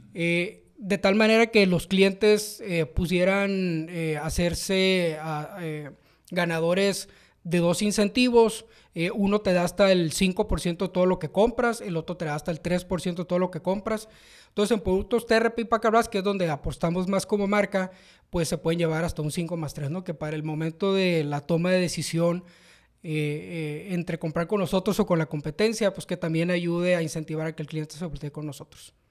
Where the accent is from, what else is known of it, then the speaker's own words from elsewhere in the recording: Mexicali, Baja California, Mexico; moved away as an adult; now in San Luis Potosí, Mexico; soy de Mexicali, 100% cachanilla